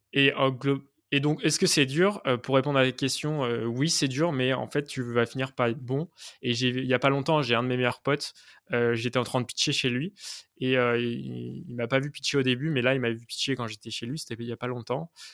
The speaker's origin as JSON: {"language": "French", "town": "Nantes", "region": "Pays de la Loire", "country": "France", "said": "moi, à la base, je suis nantais"}